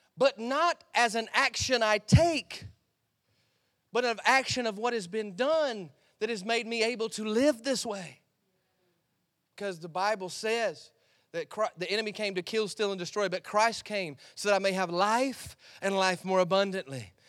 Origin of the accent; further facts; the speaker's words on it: United States; I came from America to Australia